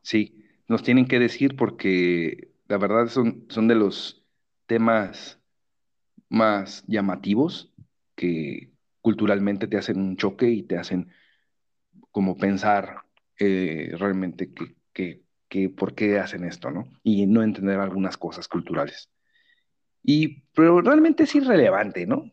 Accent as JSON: {"language": "Spanish", "country": "Mexico", "moved": "yes", "lives_now": "Bulgaria", "said": "mexicano también. Ambos vivimos en Bulgaria"}